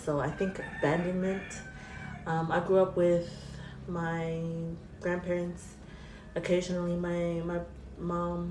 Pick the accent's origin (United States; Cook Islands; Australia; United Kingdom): Cook Islands; I'm from Raro. On my dad's side, I think I'm from Manihiki, Aitutaki